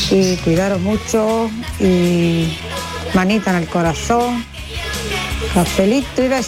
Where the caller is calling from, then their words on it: Seville, Andalusia, Spain; Hola, buenas tardes … de Sevilla.